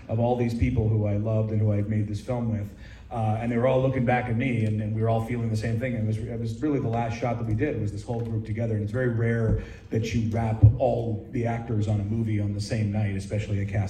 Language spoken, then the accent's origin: English; Oakland, California, United States; I'm from Oakland, and in Oakland, when we watch movies, we get loud